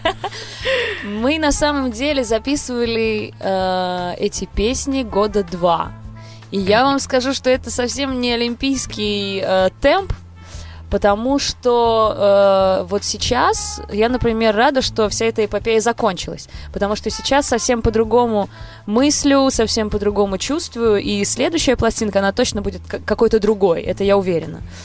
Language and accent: Russian; Moscow, Russia; я из Москвы и полностью себя с этим городом ассоциирую